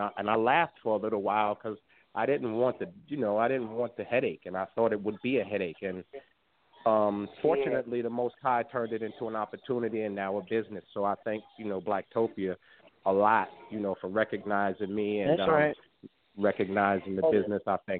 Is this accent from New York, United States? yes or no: yes; New York, United States; moved away as an adult; now in Houston, United States; I'm originally from New York. I've been here in Houston for about a year.